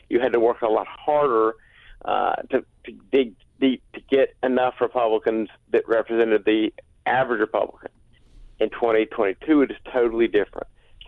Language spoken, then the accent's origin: English; South Carolina, United States; And I grew up doing politics in South Carolina, learned that from him.